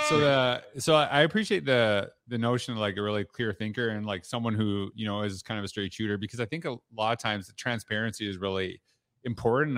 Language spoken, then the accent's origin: English; Canada; I'm from Canada